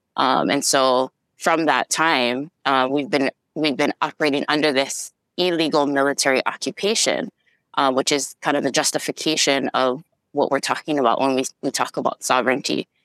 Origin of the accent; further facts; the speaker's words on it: Kaneohe, Hawaii, United States; I grew up in Kaneohe